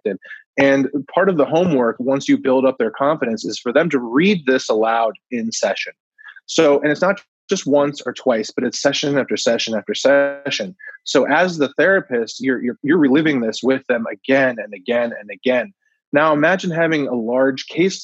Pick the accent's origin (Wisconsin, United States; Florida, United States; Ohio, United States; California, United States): Florida, United States; Coral Springs; I grew up in Coral Springs, Florida, which is right on the border with Parkland